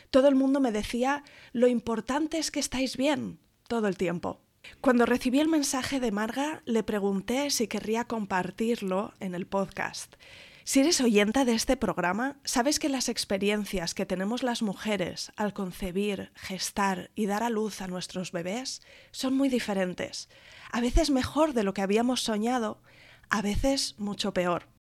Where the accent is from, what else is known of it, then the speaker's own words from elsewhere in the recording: Salamanca, Castile and León, Spain; moved away as an adult; now in Fuerteventura, Spain; yo soy de Salamanca, eh, tengo 35 años ahora